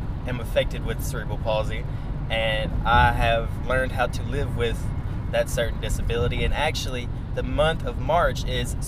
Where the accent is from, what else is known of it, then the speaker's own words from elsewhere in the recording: West Tennessee, United States; accent: West Tennessee; also born or lived in Ukraine; I am a 20-year-old guy who lives in West Tennessee, as you can tell by my accent